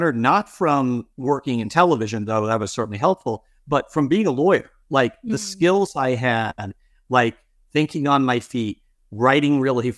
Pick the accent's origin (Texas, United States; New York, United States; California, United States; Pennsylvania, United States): New York, United States; Long Island; also born or lived in Boston; Like, I grew up in New York on Long Island. I went to law school in Boston.